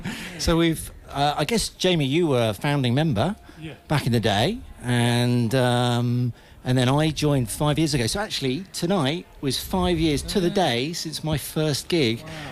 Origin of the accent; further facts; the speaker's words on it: East of England, United Kingdom; So we're from North Essex.